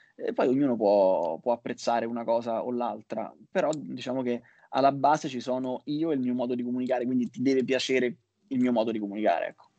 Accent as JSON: {"language": "Italian", "town": "Rome", "region": "Lazio", "country": "Italy", "said": "io sono di Roma"}